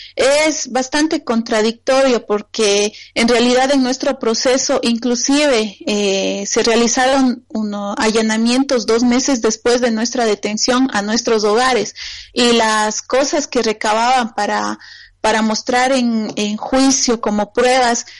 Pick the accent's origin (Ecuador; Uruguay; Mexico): Ecuador; en mi país